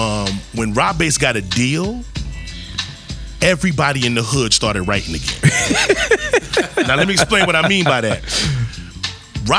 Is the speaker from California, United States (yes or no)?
no; New York City, New York, United States; From Harlem